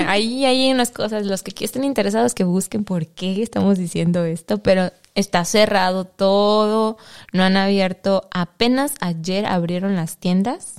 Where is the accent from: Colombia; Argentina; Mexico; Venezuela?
Mexico; now in Netherlands; yo como mexicana